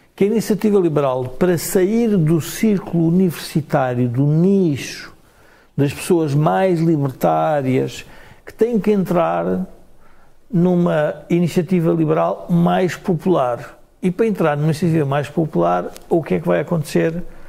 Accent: Portugal

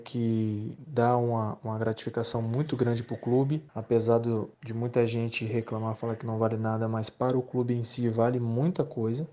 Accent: Espírito Santo, Brazil; moved away; na minha terra, no Espírito Santo

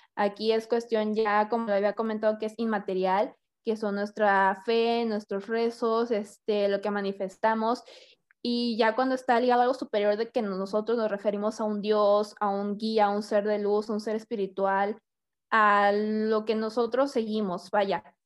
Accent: Hidalgo, Tamaulipas, Mexico; moved away; Yo vengo de Hidalgo, Tamaulipas, que es un pueblo, está muy bonito

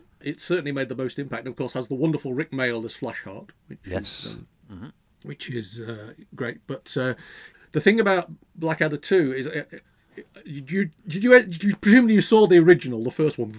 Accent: United Kingdom; It's difficult as a Brit. It's difficult to actually judge how accurate an American accent is.

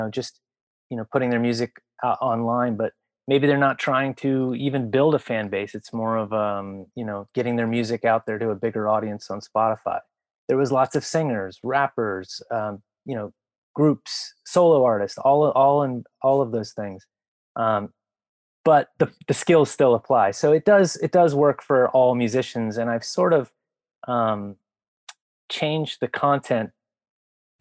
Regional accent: Washington, District of Columbia, United States; I grew up in the Washington, D.C. punk and hardcore community

